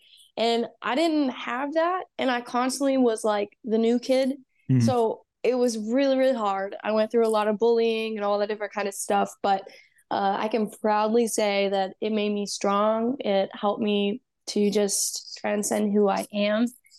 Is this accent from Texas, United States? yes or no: yes; Texas, United States; I grew up in Texas, like most of it. I was born and raised, you know, and I moved to Georgia for a year.